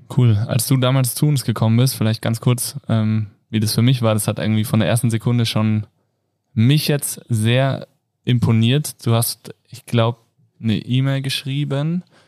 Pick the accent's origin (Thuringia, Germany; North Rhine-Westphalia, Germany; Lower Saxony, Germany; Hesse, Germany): Hesse, Germany; Kassel; now in Innsbruck, Austria; ich komme aus Kassel